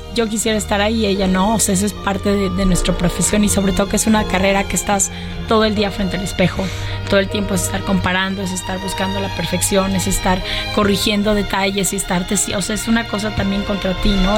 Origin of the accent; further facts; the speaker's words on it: Mexico; poder presentarlo en mi país y que además los 40 hombres que me acompañan sean mexicanos